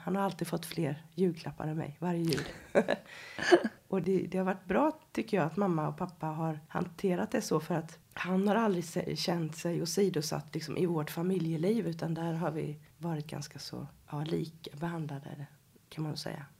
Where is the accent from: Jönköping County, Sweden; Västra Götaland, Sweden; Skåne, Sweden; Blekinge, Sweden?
Jönköping County, Sweden; Habo; moved away as an adult; also born or lived in Stockholm; Jag kommer ifrån Habo utanför Jönköping